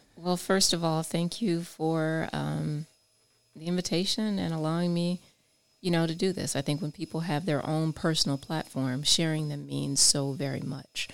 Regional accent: I-4 corridor, Florida, United States; my hometown, I four corridor

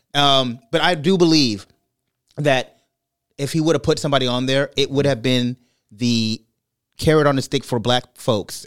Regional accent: Brooklyn, New York, United States; moved away; also born or lived in Bay Area, California; I had the benefit of growing up in Brooklyn and then moving to the East Coast

